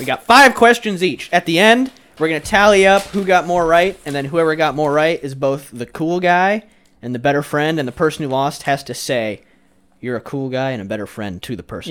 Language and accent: English; Iowa, United States; I'm from Iowa